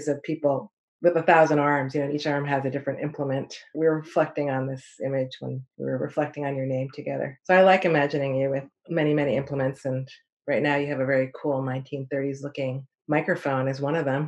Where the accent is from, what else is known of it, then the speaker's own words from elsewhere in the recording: New Jersey, United States; moved away; I'm originally from New Jersey, right outside of New York